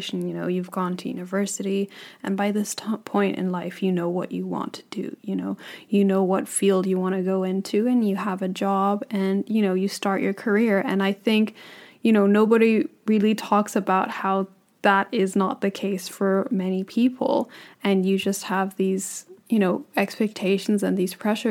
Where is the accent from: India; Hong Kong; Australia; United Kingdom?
Hong Kong; moved away; also born or lived in Netherlands; I am also 22 years old, and I'm originally from Hong Kong.